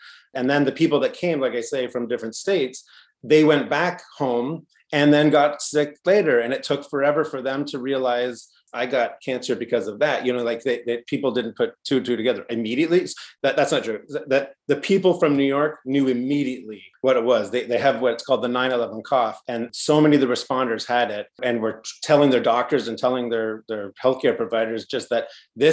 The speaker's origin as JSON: {"language": "English", "country": "Canada", "said": "we're Canadian filmmakers"}